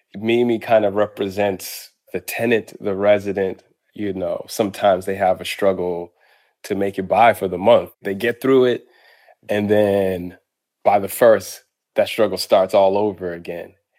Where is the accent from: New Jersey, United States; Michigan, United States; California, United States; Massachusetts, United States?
Massachusetts, United States; Boston; born or raised there; moved away; also born or lived in Harlem, New York